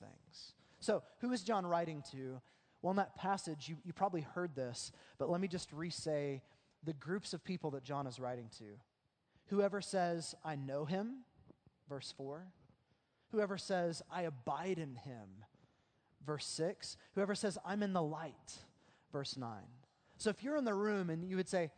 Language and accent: English; Oklahoma, United States; the way that we grew up in Oklahoma